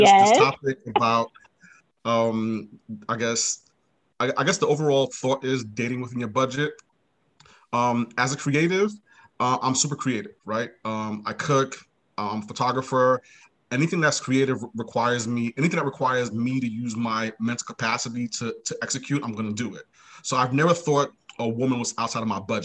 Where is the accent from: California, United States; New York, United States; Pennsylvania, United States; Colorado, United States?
New York, United States; New York City; now in Maryland, United States; I'm from Brooklyn originally, currently live in Maryland